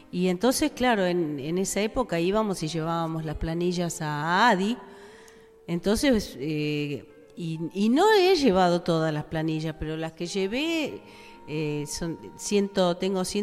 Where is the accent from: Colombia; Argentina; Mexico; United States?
United States; yo puedo decir que soy estadounidense